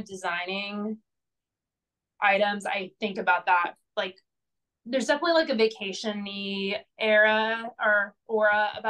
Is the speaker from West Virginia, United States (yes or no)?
no; Indiana, United States; also born or lived in Portland; now in Los Angeles, United States; I'm from Indiana